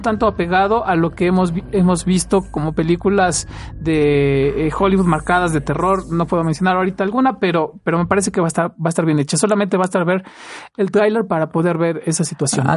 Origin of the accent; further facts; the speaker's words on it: Mexico; los mexicanos lo amamos